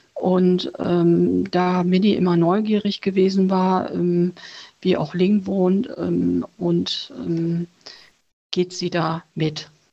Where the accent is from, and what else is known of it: Germany; born or raised there; also born or lived in Vietnam